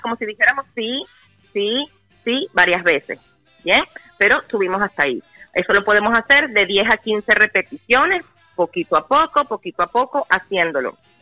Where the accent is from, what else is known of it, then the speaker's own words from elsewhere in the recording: Caracas, Capital District, Venezuela; moved away; yo soy caraqueña